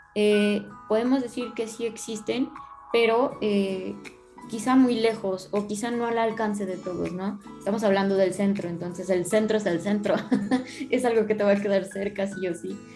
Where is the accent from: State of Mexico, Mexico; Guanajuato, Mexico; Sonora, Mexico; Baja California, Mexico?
Guanajuato, Mexico; León; moved away as an adult; now in Puebla, Mexico; soy originario de León, pero pues bueno, mi carrera la estoy estudiando en otro lado